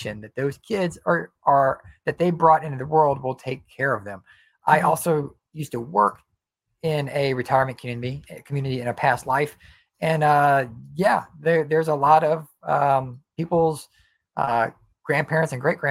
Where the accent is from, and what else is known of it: United States